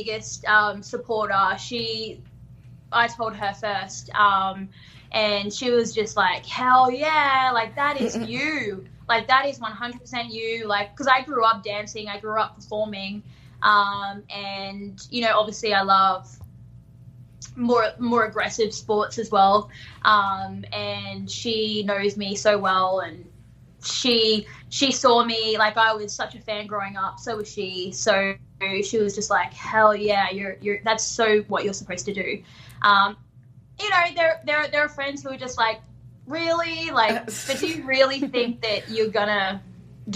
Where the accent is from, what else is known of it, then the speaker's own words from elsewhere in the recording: Darwin, Northern Territory, Australia; I grew up in Darwin